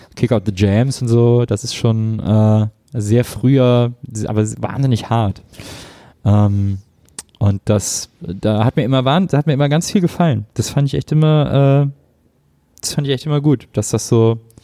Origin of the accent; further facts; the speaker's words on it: Wesseling, North Rhine-Westphalia, Germany; bei uns in Wesseling